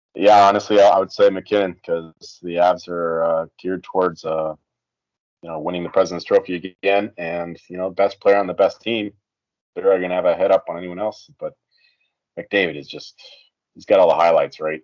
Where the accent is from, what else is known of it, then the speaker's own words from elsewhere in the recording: Canada; as a Canadian